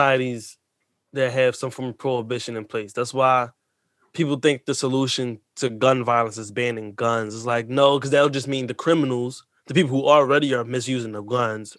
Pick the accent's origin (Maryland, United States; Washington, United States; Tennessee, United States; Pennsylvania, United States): Pennsylvania, United States; Philadelphia; I grew up in Kensington.